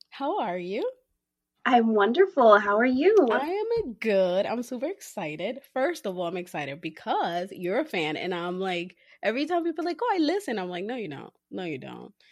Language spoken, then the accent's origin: English; New York City, New York, United States; I am from Queens, New York.